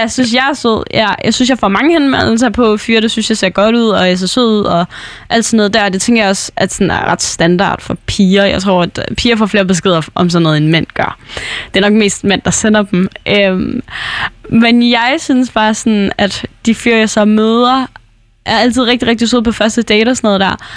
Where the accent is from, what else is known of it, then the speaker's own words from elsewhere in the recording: North Jutland, North Denmark Region, Denmark; moved away; jeg blev nødt til at flytte tilbage til Nordjylland, hvor jeg er fra, hvor mine forældre bor